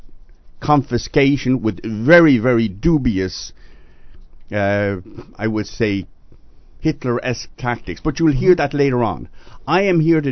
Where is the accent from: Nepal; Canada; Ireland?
Ireland; Dublin, Leinster; now in United States; I'm a deplorable from Dublin